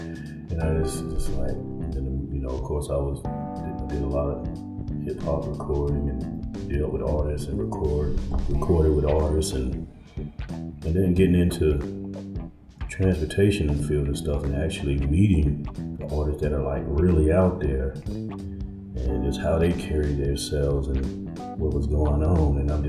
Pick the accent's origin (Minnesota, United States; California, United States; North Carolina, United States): California, United States; I came here from California, so I was exposed to a lot with the industry